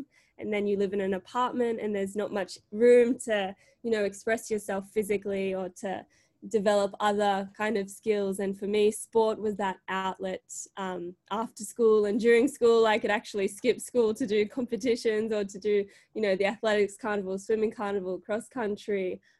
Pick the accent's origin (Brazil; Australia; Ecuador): Australia; Sydney, New South Wales; also born or lived in Marseille, France; I was born in Marseille, France, so in the south of France. And then we moved to Sydney in 2000, or just a little bit before, as my parents were involved in the Sydney Olympics.